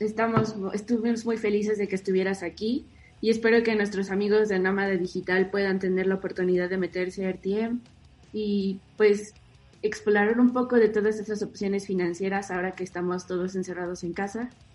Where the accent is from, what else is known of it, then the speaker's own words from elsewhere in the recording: Mexico; yo como usuaria mexicana